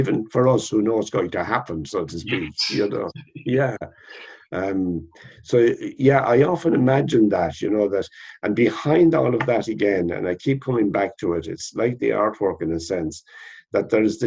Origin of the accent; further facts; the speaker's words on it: West Kerry, Munster, Ireland; I was born in West Kerry. And when I was a child, we didn't have electricity.